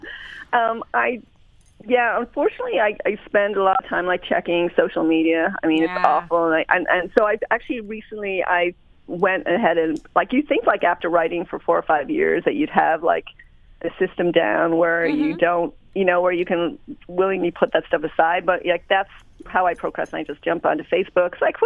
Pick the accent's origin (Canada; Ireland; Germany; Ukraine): Ireland; I grew up in Ireland, so we kind of no choice, like soccer